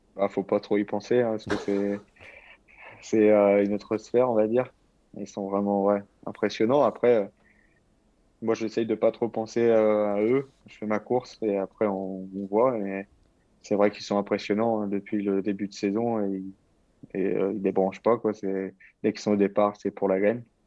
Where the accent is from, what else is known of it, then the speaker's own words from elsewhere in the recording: Normandy, France; moved away as an adult; now in Languedoc-Roussillon, France; je... reste normand